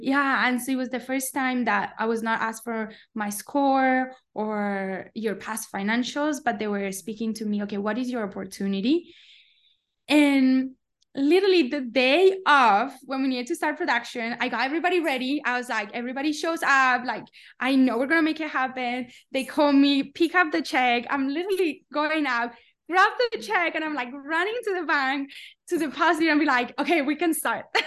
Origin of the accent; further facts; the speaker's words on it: Colombia; moved away as an adult; also born or lived in Palo Alto, United States / New York, United States; I'm from Colombia